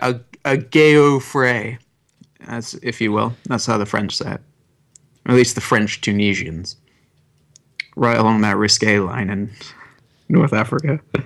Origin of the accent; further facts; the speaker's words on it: Puerto Rico; Okay, so when I was growing up in Puerto Rico, I went by the name ….